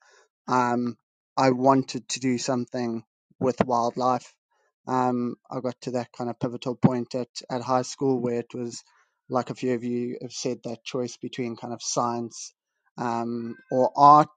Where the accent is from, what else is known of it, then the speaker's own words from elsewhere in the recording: Bulawayo, Zimbabwe; moved away as an adult; I was born and raised in Zimbabwe, lived in the second largest city, Bulawayo, for 18 years.